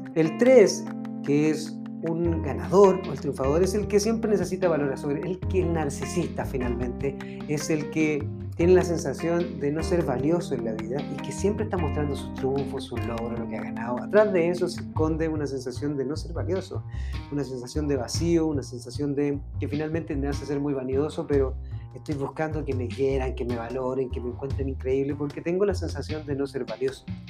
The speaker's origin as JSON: {"language": "Spanish", "country": "Chile", "said": "yo soy de Chile"}